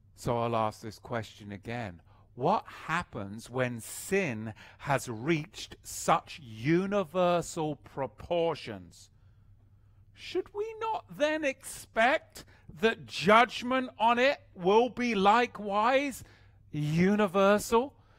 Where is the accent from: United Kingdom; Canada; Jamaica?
United Kingdom; England; moved away